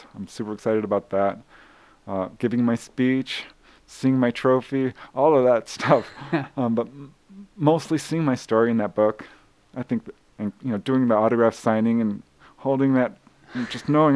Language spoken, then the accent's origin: English; Topanga Canyon, California, United States; I grew up in Topanga Canyon